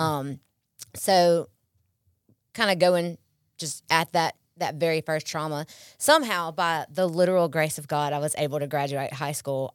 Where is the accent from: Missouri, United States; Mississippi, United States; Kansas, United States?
Mississippi, United States; Pearl; also born or lived in Columbus; I'm born and raised in Pearl, um, most of my life